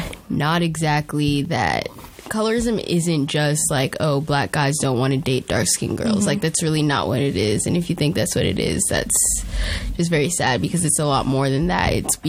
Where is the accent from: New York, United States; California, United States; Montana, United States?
New York, United States; New York City; I'm a freshman at Duke, and I'm from Brooklyn, New York.